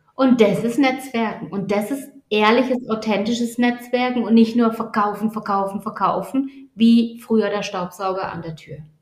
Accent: Baden-Württemberg, Germany; accent: Badisch; meinem badischen Dialekt

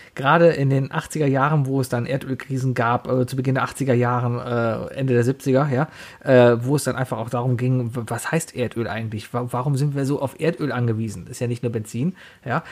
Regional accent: Germany; ich bin Deutscher

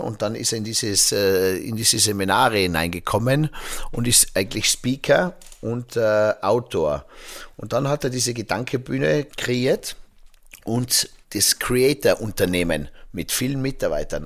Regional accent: Zillertal, Tyrol, Austria; bei uns im Zillertal

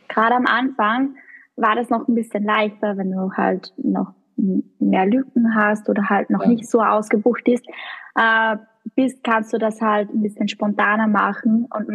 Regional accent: Kollerschlag, Upper Austria, Austria; accent: Austrian; moved away as an adult; now in Vienna, Austria; ich bin ursprünglich aus Oberösterreich. Das Aber das ist eh nahe. Also von dort, wo ich komme, also oberes Mühviertel, das ist die eh deutsche Grenze

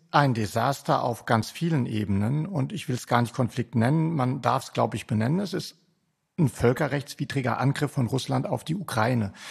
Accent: Rhineland-Palatinate, Germany; born there; Geboren bin ich in der Pfalz, ehe es weiter südlich ging.

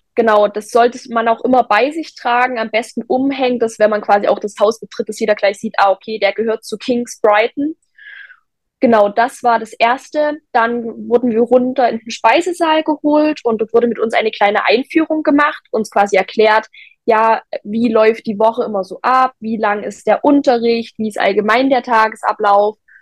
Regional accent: Zwickau, Saxony, Germany

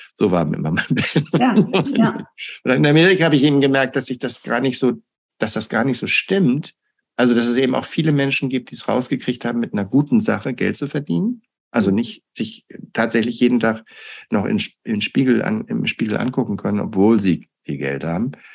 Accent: Hamburg, Germany; moved away as an adult; also born or lived in United States; ich komme aus Hamburg

